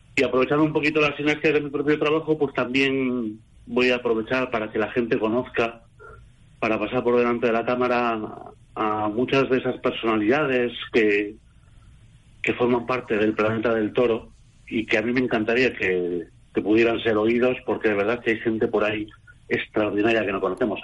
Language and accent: Spanish; Bilbao, Basque Country, Spain; yo que soy bilbaíno